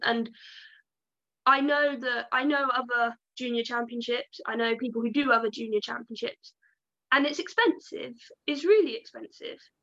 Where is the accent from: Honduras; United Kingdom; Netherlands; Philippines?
United Kingdom; Devon, South West England; I come from the Southwest, so down in Devon